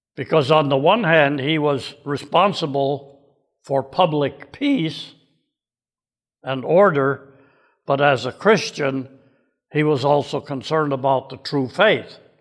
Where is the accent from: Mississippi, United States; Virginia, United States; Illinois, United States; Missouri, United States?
Illinois, United States; Waukegan; Saint Mark's Lutheran Church in Waukegan, Illinois, my hometown